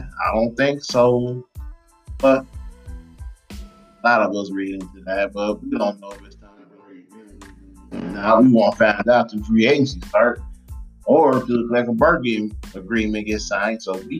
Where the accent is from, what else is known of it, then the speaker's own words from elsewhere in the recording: Detroit, Michigan, United States; now in Dallas, United States; back in my hometown, Detroit, Michigan, back in the Midwest.